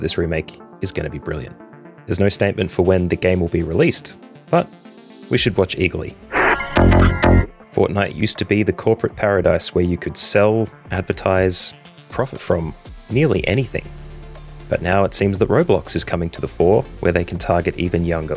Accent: Australia; Being an Australian

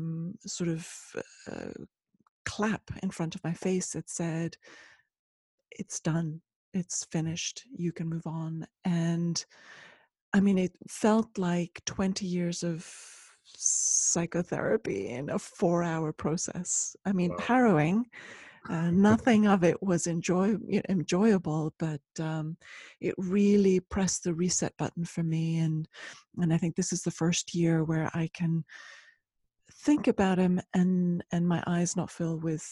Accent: Ecuador; also born or lived in Switzerland; Yes. So I'm originally from Ecuador, and I left Switzerland, where I'd finished high school.

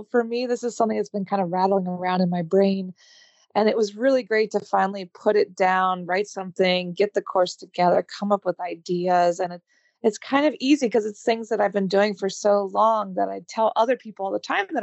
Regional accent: United States; moved away as an adult; now in Paris, France; I am American, but I moved my business abroad to Paris

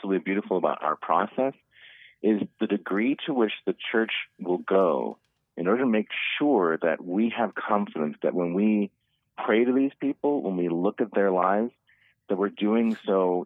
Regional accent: Cleveland, Ohio, United States; now in Omaha, United States; when I was growing up in Cleveland

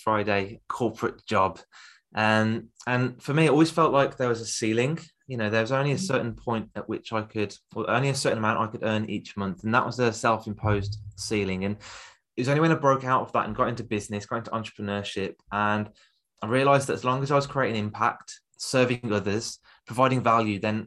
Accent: Birmingham, West Midlands, United Kingdom; accent: Birmingham; I've got a Birmingham accent

